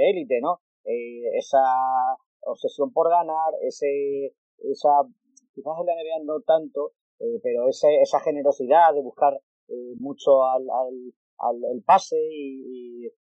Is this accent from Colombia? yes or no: no; Extremadura, Spain; Yo soy extremeño